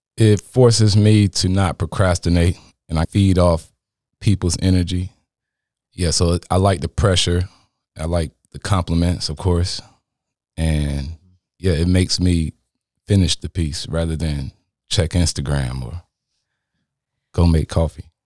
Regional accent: Apex, North Carolina, United States; I'm from Apex, North Carolina.

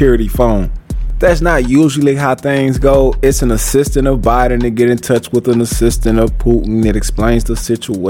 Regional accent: United States; as an American

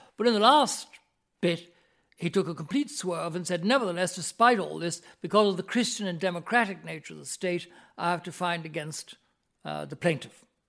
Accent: Ireland; my mother's family had been in this country for several thousand years

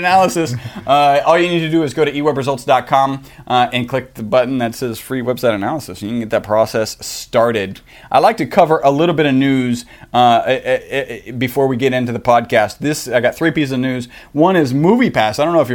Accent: Texas, United States; We're from Texas. That's why we say howdy

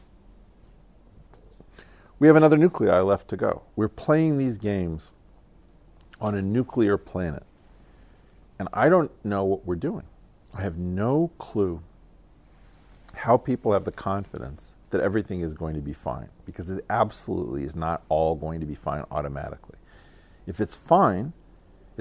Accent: United States; I'm American

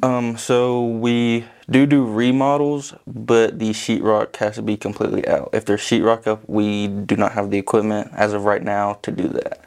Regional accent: Vian, Oklahoma, United States; Vian, Oklahoma

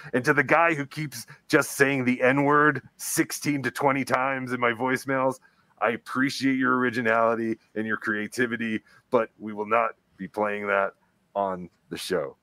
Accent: New Jersey, United States; now in Colorado, United States; growing up in New Jersey

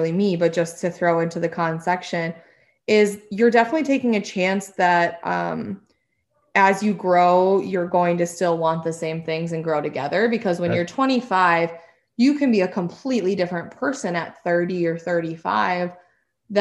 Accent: Appleton, Wisconsin, United States; now in Chicago, United States; move back to my hometown

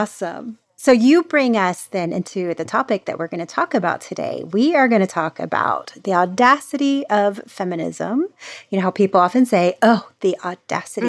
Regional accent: Florida, United States; now in California, United States; I'm the Florida girl taken out of Florida. I live in California now

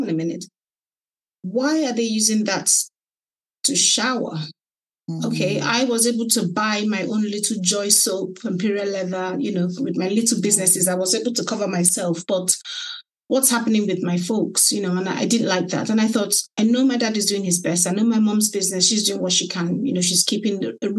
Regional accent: Nigeria; moved away as an adult; also born or lived in London, United Kingdom; now in Kent, United Kingdom; my parents relocated to Nigeria, so I went with them

